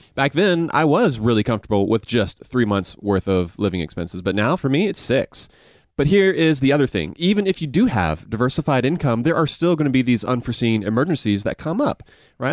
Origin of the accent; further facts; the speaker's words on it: Augusta, Georgia, United States; accent: Southern mixed with Asian; I grew up in Augusta